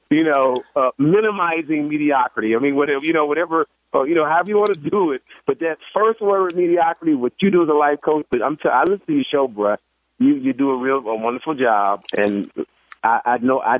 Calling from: Cincinnati, Ohio, United States; Now, I'm not from Chicago. I'm, I'm in Ohio, Cincinnati.

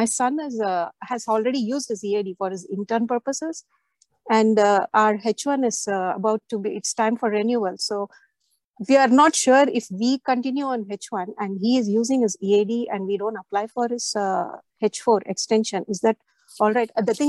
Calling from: New Jersey, United States; I'm calling from New Jersey.

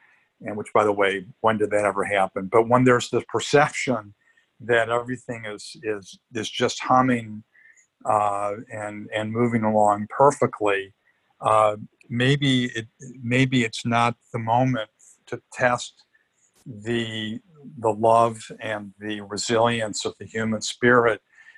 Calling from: Los Angeles, California, United States; I'm calling you from Hollywood, Los Angeles. I live in Costa Rica, but I also have a little apartment here in LA because we have children and grandchildren here.

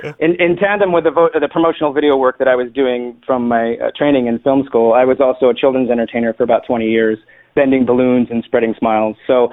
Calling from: San Francisco Bay Area, California, United States; particularly here where I'm calling from the San Francisco Bay Area.

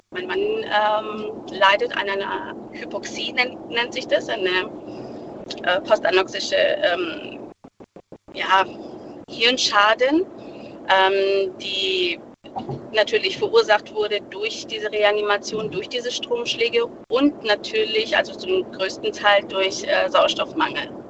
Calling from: Stuttgart, Baden-Württemberg, Germany; ich komme aus Stuttgart.

